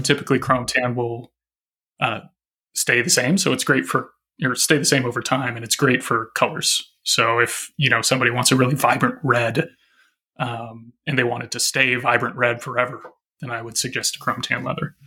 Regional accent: Arkansas, United States; moved away as an adult; now in Minneapolis, United States; I grew up in Arkansas

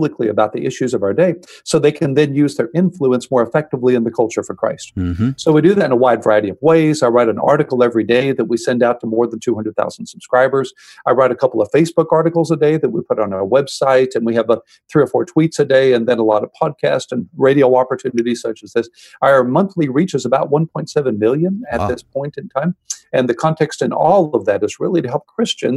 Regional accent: Houston, Texas, United States; I grew up in Houston, Texas, the older of two brothers

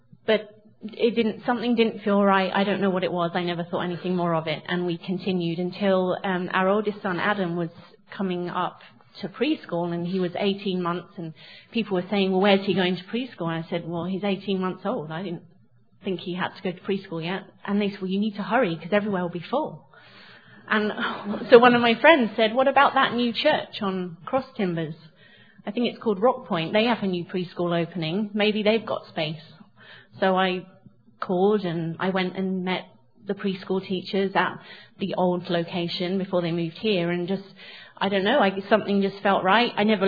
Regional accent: England, United Kingdom; moved away; So I grew up in England in a Christian home

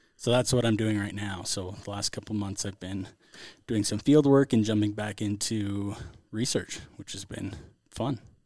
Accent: Central California, United States; I grew up in Central California

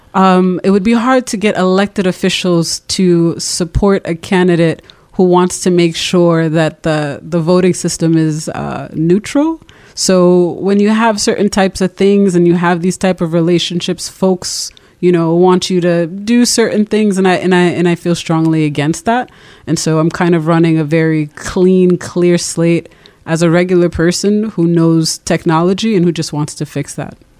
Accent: Providence, Rhode Island, United States; also born or lived in Brooklyn, New York; I was born in Brooklyn, uh, grew up in Rhode Island

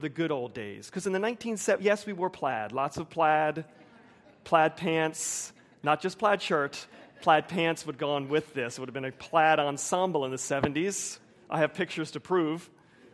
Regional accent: Wilmington, United States; my culture in suburban Wilmington

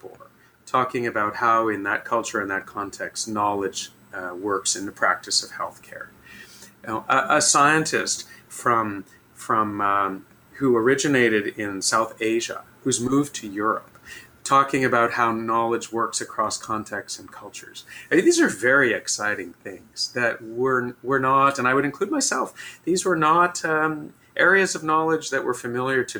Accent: Canada; as a Canadian

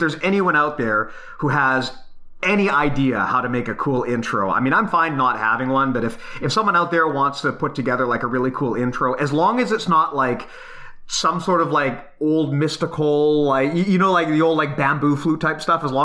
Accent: Canada; we're Canadian

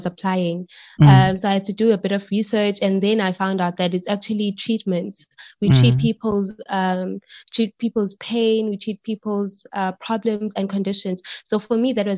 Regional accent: South Africa; I live in Pangeni. I'm from Pangeni, and I studied at the University of Johannesburg

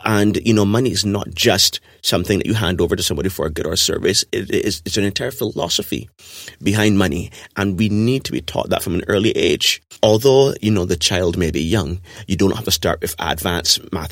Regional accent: Barbados; the society that we grew up in Barbados

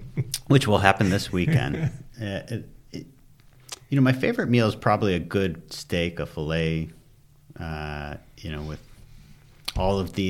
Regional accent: Michigan, United States; moved away as an adult; now in California, United States; Grew up in Michigan, suburbs outside of Detroit, born and raised.

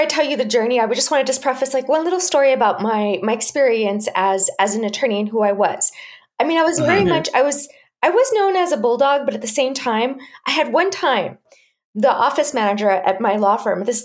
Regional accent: Chihuahua, Mexico; I was growing up in Chihuahua, Mexico, which is the northern part of Mexico

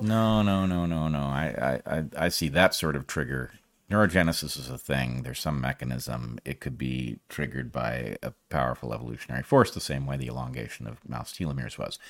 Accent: United States; I'm an American

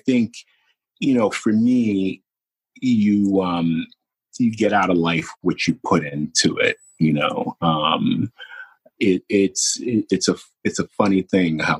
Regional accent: New York City, New York, United States; I'm from Brooklyn. Like, you know, Brooklyn is a planet

